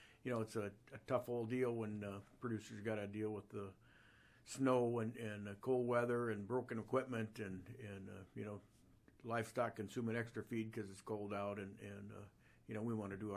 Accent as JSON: {"language": "English", "town": "Watertown", "region": "South Dakota", "country": "United States", "tie": "born or raised there", "also_born_or_lived": "Sioux Falls, South Dakota", "said": "I grew up in Watertown, went to high school here at Sioux Falls Lincoln"}